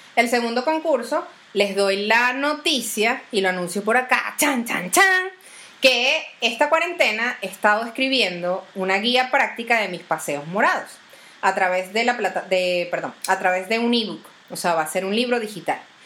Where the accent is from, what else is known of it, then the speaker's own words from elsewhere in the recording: Venezuela; uno como venezolano